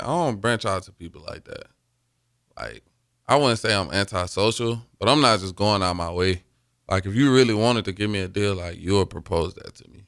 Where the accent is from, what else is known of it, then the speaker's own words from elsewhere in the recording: Mobile, Alabama, United States; moved away as an adult; now in Lincoln, United States; my hometown, Mobile.